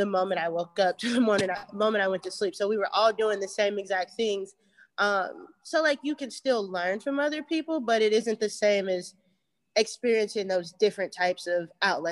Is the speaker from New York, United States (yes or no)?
no; Cincinnati, Ohio, United States; I grew up here in Cincinnati, Ohio